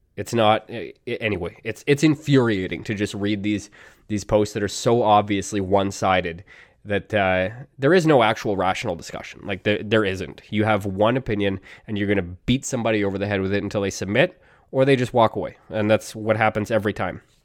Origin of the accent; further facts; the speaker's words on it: Canada; I'm Canadian, and in Canada